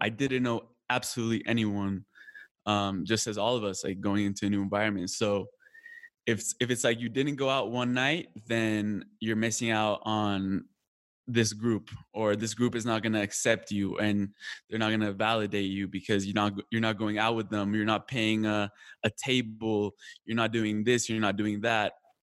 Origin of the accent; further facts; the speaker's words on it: Colombia; also born or lived in California; now in United States; Now it was like, no, I'm Colombian. I'm from Colombia, you know? No, I'm from Colombia. I'm from Colombia.